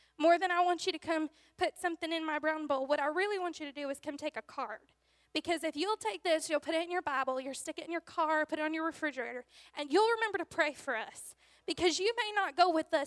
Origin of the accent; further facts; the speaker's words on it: Louisiana, United States; I am from Louisiana